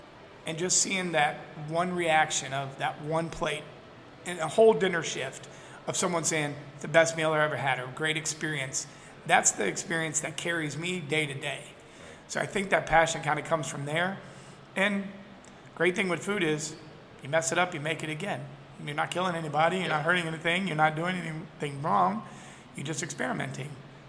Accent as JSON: {"language": "English", "region": "Tennessee", "country": "United States", "tie": "born there", "said": "So as a kid growing up, I was born in Tennessee, and every year we lived in three cities."}